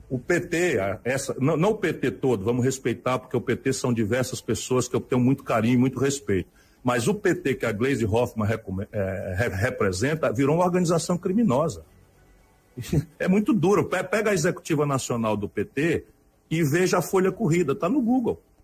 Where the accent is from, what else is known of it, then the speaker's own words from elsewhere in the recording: Ceará, Brazil; um cearense aqui de vizinho